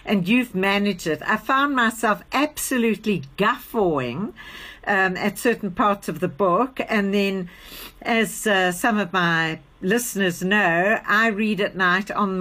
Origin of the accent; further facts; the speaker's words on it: Gaborone, South-East District, Botswana; growing up in Gaborone in Botswana